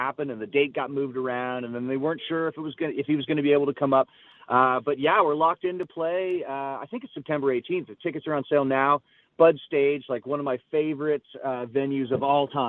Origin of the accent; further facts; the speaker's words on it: St. Catharines, Ontario, Canada; my hometown in St. Catharines